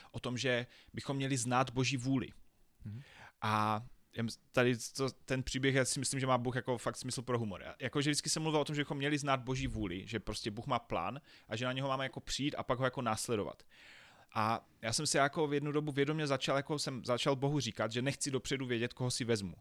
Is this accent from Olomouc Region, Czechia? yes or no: no; Havířov, Moravian-Silesian Region, Czechia; Já jsem se narodil ve velkom městě Havířov, což je na východě České republiky